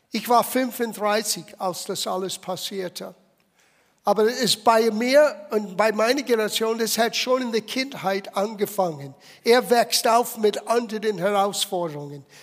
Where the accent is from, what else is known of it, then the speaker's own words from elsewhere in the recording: United States; German is a second language; Und ich erinnere mich als kleines Kind in der Grundschule zu sein und wir hatten Übungen für eine Atombombe. Stell dir vor. Ich meine, es hat sich in einiger gewisser Hinsicht in Amerika nicht so viel verändert.